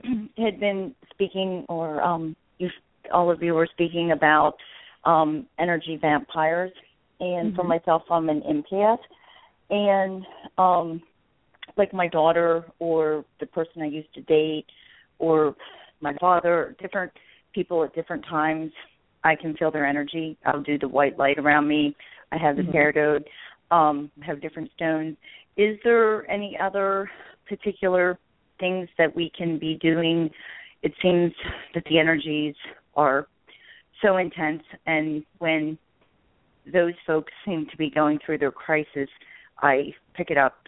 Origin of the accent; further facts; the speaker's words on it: Pennsylvania, United States; I'm from Pennsylvania, but I've